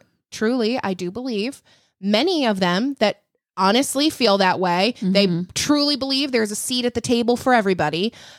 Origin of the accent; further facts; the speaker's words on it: Grand Rapids, Michigan, United States; I grew up in Michigan, like in Grand Rapids.